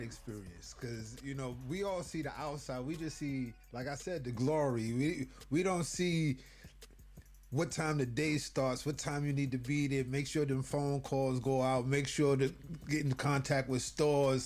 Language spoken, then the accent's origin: English; New York City, New York, United States